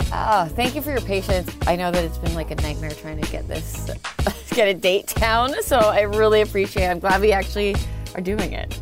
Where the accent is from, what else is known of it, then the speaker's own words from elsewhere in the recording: Canada; accent: Canadian; moved away as an adult; now in United States; I'm Canadian. I'm the Canadian one